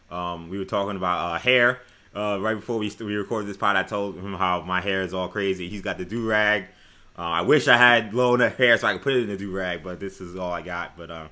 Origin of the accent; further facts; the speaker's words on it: New York City, New York, United States; I grew up in New York City in Queens.